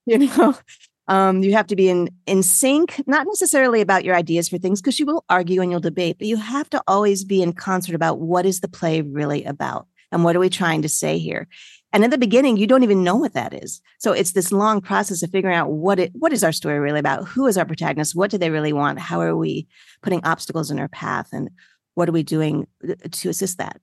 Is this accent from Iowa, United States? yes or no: no; Freehold, New Jersey, United States; moved away as an adult; also born or lived in New York City; now in South Florida, United States; I grew up first in New York City and then in a suburb in New Jersey, Freehold, New Jersey